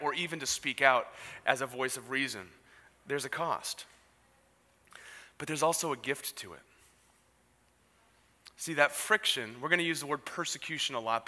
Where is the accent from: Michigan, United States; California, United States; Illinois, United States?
California, United States; San Diego; I grew up in Ocean Beach